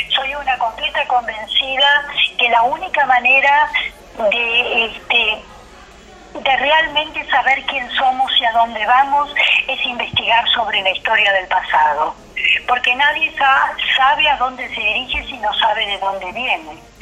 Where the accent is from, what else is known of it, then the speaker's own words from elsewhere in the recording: Argentina; Soy la única mujer judía argentina